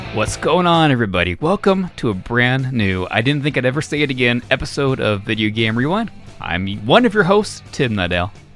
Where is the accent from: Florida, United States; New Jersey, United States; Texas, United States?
Florida, United States; I grew up in Florida